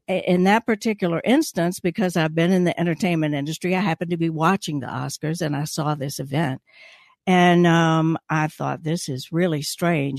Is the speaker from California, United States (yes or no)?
no; Gainesville, Georgia, United States; born in Gainesville, so I'm a North Georgia